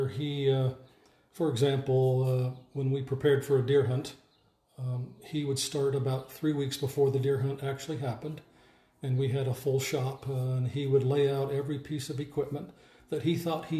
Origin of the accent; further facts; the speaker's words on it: Salt Lake County, Utah, United States; now in Caldwell, United States; I grew up just outside of Salt Lake City. It's actually called Salt Lake County, in between Holiday and Murray